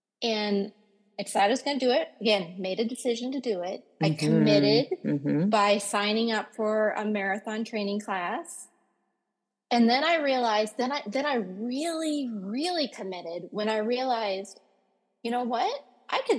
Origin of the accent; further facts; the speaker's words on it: Minnesota, United States; also born or lived in Thailand; I was born in Thailand, but then came here when I was 5, and I've lived in Minnesota ever since then.